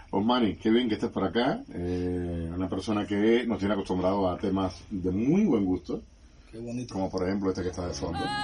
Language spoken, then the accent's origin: Spanish; Havana, Cuba; Yo sabes que nací en La Habana, pero me siento pinareño